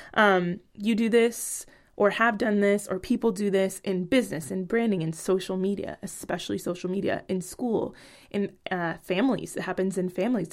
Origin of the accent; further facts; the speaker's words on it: Bay Area, California, United States; moved away as an adult; now in Portland, Oregon, United States; Rap is a part of my culture from where I grew up in the Bay Area.